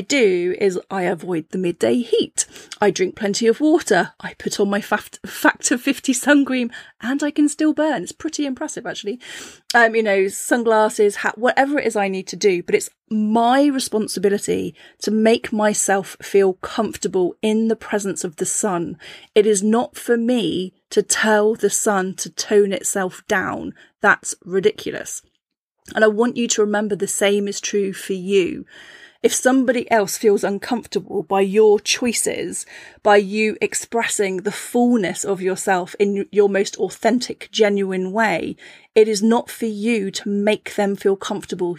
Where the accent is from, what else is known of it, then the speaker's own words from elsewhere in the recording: Cornwall, South West England, United Kingdom; I grew up in Cornwall, and I lived in a seaside town